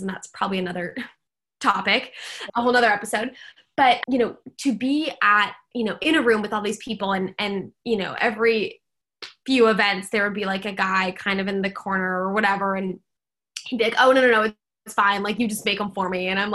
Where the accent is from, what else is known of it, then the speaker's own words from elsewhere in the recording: Seattle, Washington, United States; now in San Francisco, United States; I grew up in Seattle